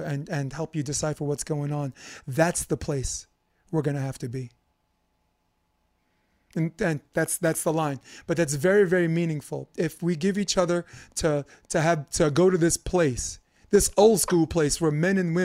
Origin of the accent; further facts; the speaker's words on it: New York City, New York, United States; also born or lived in Harlem; when I grew up in Brooklyn